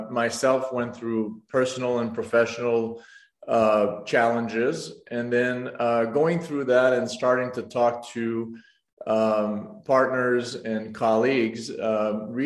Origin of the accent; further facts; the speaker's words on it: Canada; moved away as an adult; also born or lived in Montreal / Nashville; now in Rochester, United States; I'm French Canadian in origin.